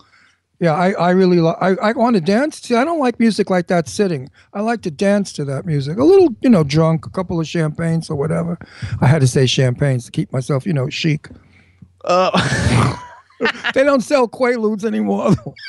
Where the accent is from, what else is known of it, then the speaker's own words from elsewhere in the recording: New York City, New York, United States; moved away; also born or lived in Beverly Hills / Garden City, Long Island; I'm from Brooklyn.